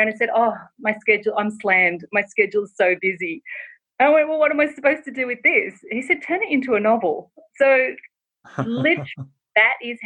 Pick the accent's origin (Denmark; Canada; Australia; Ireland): Australia; now in Los Angeles, United States; I'm originally from Australia, if people can't tell from my accent, and I live in Los Angeles